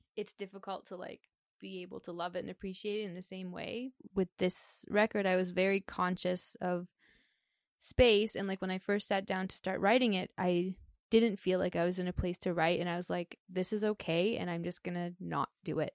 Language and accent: English; Canada; being a Canadian artist